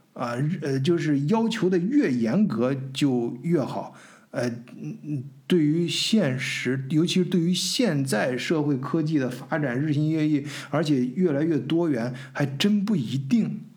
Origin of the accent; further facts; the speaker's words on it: China; moved away as an adult; also born or lived in Hamburg, Germany; now in Augsburg, Germany; 我们中国人